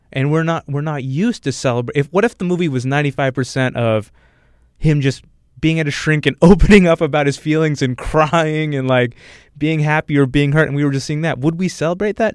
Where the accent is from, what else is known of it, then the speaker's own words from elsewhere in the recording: United States; as an American